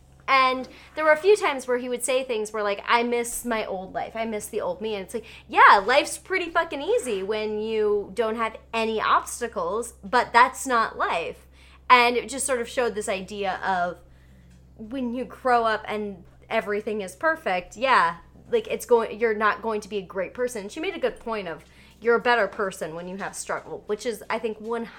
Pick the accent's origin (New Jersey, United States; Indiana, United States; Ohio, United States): Ohio, United States; Cincinnati; and I'm from Cincinnati, Ohio.